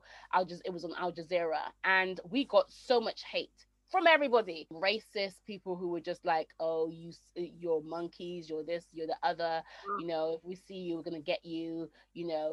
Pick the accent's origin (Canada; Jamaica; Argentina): Jamaica; I am Jamaican, but there's no way that you know that I'm Jamaican.